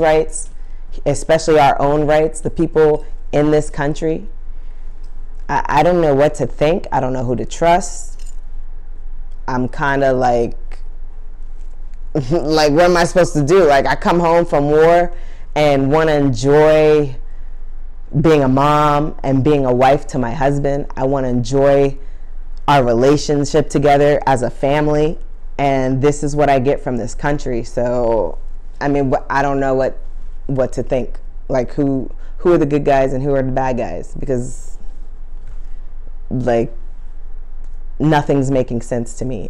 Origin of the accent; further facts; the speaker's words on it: New York City, New York, United States; I'm from Harlem